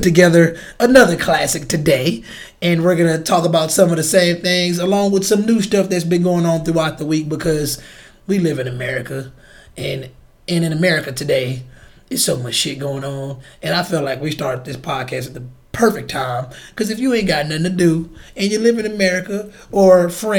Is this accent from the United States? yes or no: yes; Chicago, Illinois, United States; I'm from Chicago